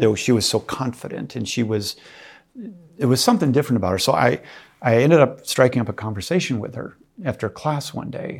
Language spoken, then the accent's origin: English; Minnesota, United States; I grew up in the Min-, in Minnesota, and we, uh, were Catholic